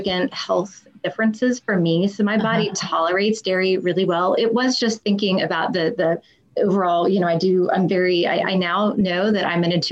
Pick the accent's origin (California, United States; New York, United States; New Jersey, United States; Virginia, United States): Virginia, United States; Charlottesville; moved away as an adult; I went to the University of Virginia